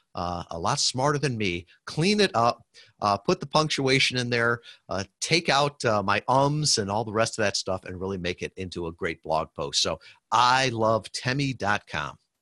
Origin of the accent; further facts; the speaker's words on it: Western Michigan, United States; I'm from Western Michigan here, um, great, great people